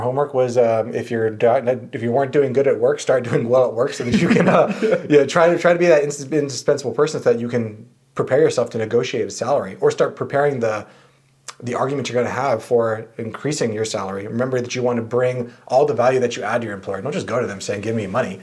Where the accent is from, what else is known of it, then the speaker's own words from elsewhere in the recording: San Diego, California, United States; I grew up in San Diego